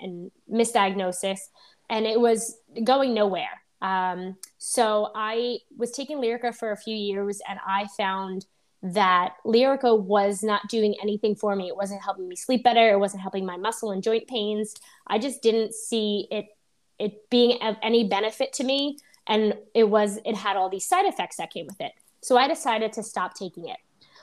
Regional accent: East Islip, New York, United States; I grew up on Long Island in East Islip in a very woodsy area

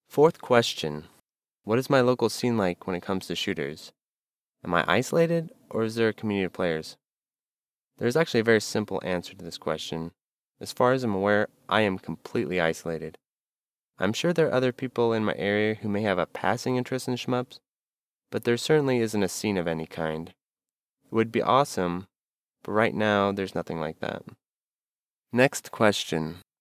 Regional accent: United States; I'm an American

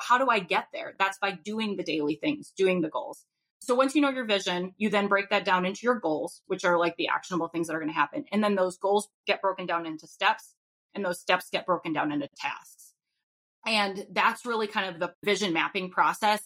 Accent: Rhode Island, United States; now in Minnesota, United States; I currently live in Minnesota, but I'm from Rhode Island

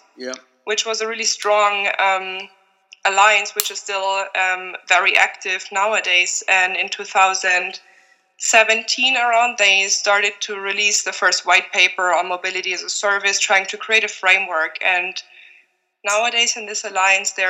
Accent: Germany; moved away as an adult; now in Slovenia; I'm originally from Germany, and I've been working and living in Slovenia for the past 5 years

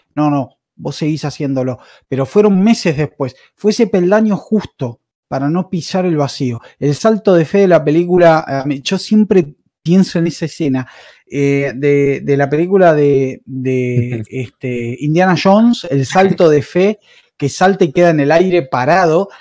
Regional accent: Argentina; soy de Argentina

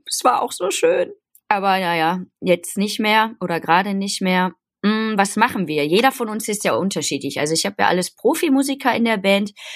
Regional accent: Gelsenkirchen, North Rhine-Westphalia, Germany; now in Cologne, Germany; aus dem tiefsten Herzen vom Pott und zwar aus äh, Gelsenkirchen-Horst. Da bin ich geboren.

